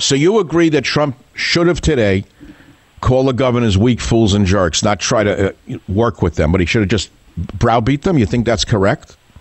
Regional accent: New York City, New York, United States; I grew up in Queens, New York.

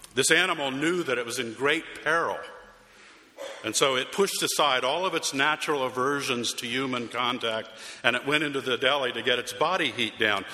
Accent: Arizona, United States; moved away; my hometown in Arizona

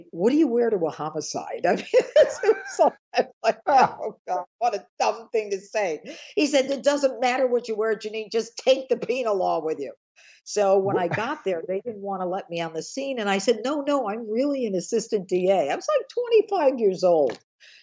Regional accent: Elmira, New York, United States; now in Westchester, United States; I grew up in a small town in upstate New York

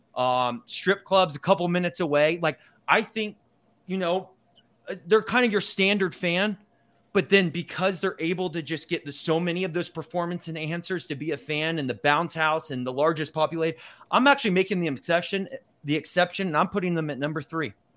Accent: Provo, Utah, United States; now in Morgantown, United States; I was born in Provo

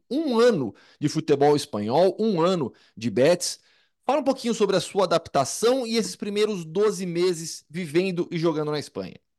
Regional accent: Campinas, São Paulo, Brazil; Eu sou de Campinas

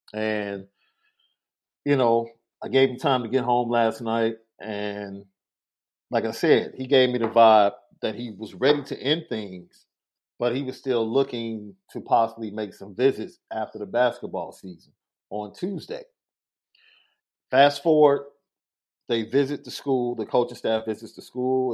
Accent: Chicago, Illinois, United States; as a Chicagoan

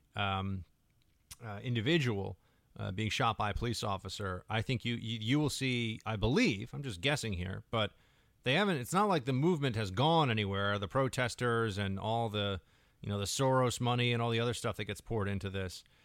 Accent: New York, United States; as a New Yorker

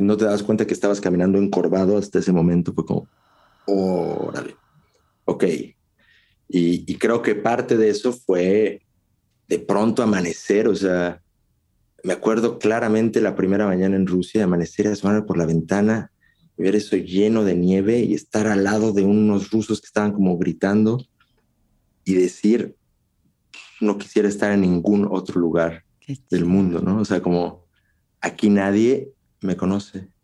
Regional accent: Mexico; moved away as an adult; also born or lived in Russia; now in Czech Republic; yo me fui de México

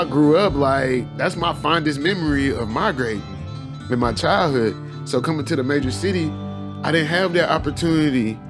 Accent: Houston, Texas, United States; also born or lived in Mississippi Delta, Mississippi; I grew up on every side of Houston, on the south side, southwest, north side, east side

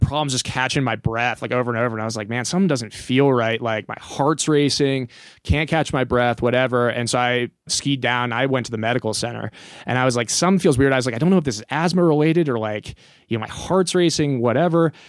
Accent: Kansas, United States; moved away as an adult; now in Telluride, United States; I grew up in Kansas

